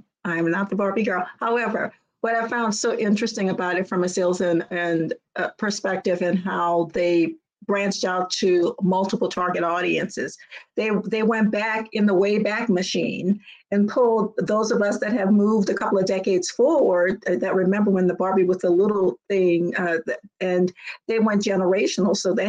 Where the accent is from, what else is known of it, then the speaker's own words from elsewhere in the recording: New Orleans, Louisiana, United States; I'm from New Orleans.